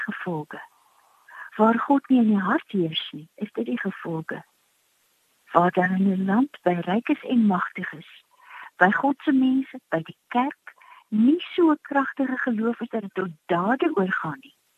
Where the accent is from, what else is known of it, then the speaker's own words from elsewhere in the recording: South Africa; ons as Suid-Afrikaners